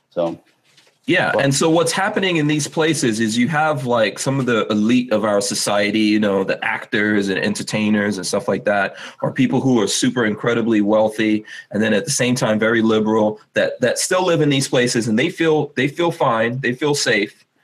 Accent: New York, United States; I came from New York, and I came for a reason.

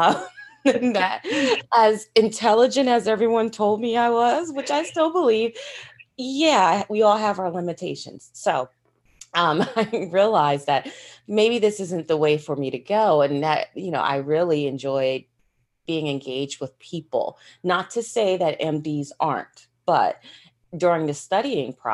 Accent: Delaware, United States; I grew up in Delaware. That's where I was born and raised.

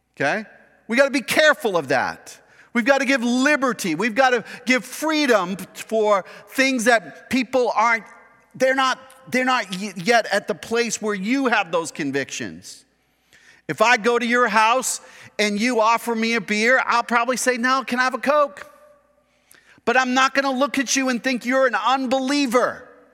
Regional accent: Kern County, California, United States; we are American, individualistic, Kern County conservative people, who wanna do our own thing, our own way

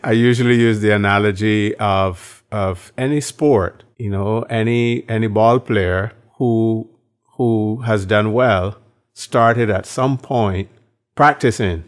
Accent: Barbados; moved away; born in Barbados

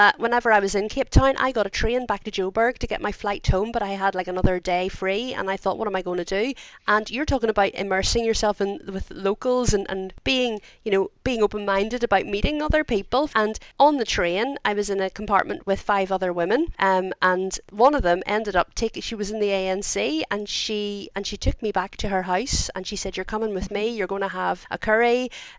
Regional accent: Belfast, Northern Ireland, United Kingdom; we're both from Belfast, myself and Andrea

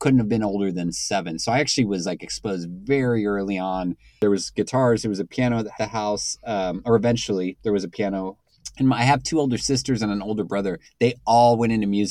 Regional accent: San Antonio, Texas, United States; born or raised there; now in Los Angeles, United States

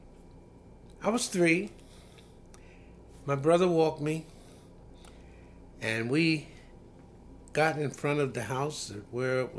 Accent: Elkton, Maryland, United States; my hometown of Elkton, Maryland

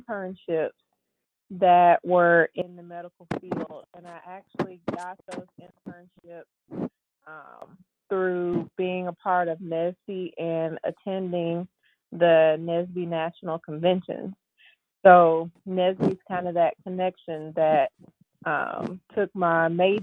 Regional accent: Birmingham, Alabama, United States; now in Memphis, United States; I am originally from Birmingham, Alabama, and now I'm in Memphis, Tennessee

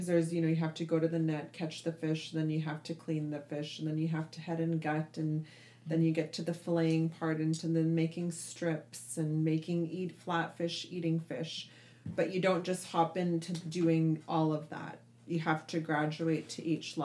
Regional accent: Anchorage, Alaska, United States; now in Dillingham, United States; I grew up in Anchorage, and then I would come here and I'd spend my entire summers here in the Bristol Bay region

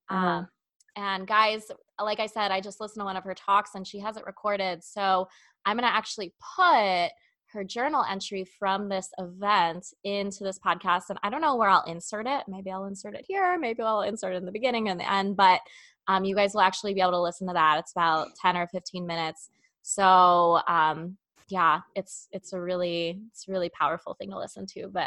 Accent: Chicago, Illinois, United States; "Yeah, it's the Bears. I'm from the Chicago area."

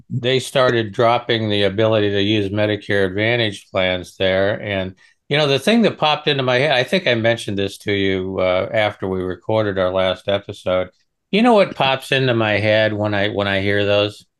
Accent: Nebraska, United States; I'm originally from Nebraska.

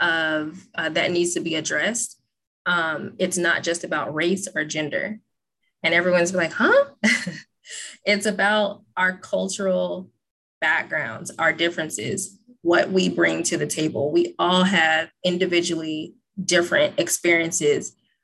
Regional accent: Texas, United States; accent: Valley; also born or lived in California / Oregon; I was born in California and I talk Valley. I speak Valley. And then right. I was raised in Texas. And then I, you know, finished up in Oregon.

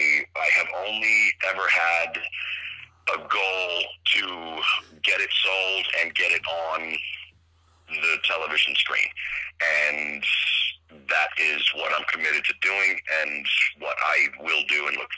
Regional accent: White Plains, New York, United States; also born or lived in Connecticut / Pennsylvania; I was born in White Plains, New York.

